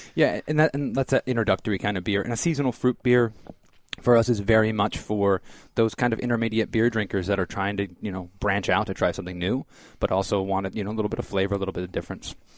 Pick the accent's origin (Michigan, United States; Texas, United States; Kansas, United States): Michigan, United States; now in Florida, United States; I'm from Michigan originally